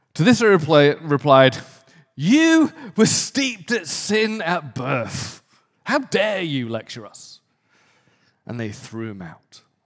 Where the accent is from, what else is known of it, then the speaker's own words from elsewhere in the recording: the north of England, United Kingdom; moved away as an adult; also born or lived in London; now in Santa Monica, United States; I was born in a very poor community in the north of England